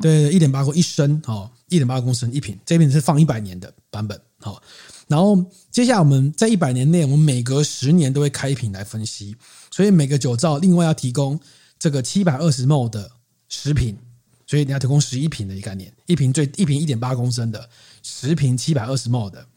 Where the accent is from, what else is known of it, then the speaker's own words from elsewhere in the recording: Keelung, Taiwan; 因为我是基隆人